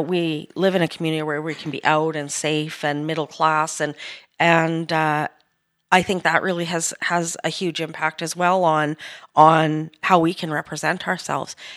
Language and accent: English; Edmonton, Alberta, Canada; I was born in Edmonton, and, uh, I grew up in the late sixties and seventies into my youth.